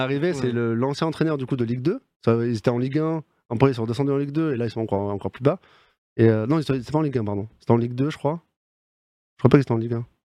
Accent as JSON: {"language": "French", "town": "Bordeaux", "region": "Nouvelle-Aquitaine", "country": "France", "said": "je suis bordelais"}